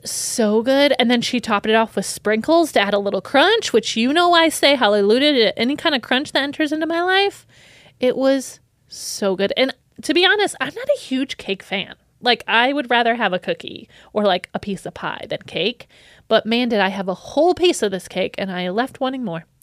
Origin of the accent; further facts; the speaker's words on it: United States; I'm from America